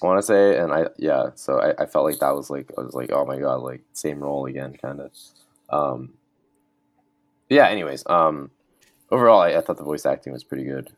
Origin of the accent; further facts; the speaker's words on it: Canada; as a Canadian